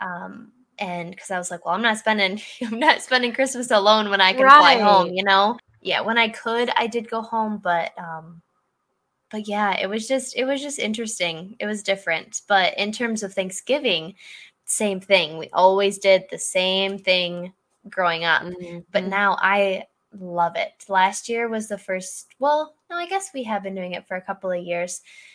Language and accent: English; Michigan, United States; moved away as an adult; we're both from Michigan